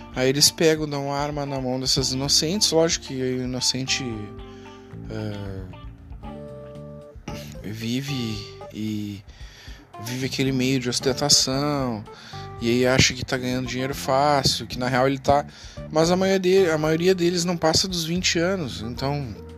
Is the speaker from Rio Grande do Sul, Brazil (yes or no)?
yes; Porto Alegre, Rio Grande do Sul, Brazil; sou de Porto Alegre